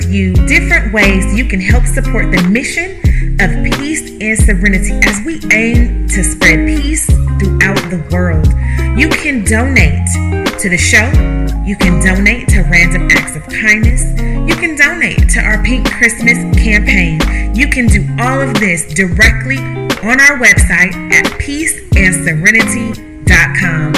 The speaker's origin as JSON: {"language": "English", "town": "San Francisco", "region": "California", "country": "United States", "tie": "born or raised there", "said": "I grew up in San Francisco, California"}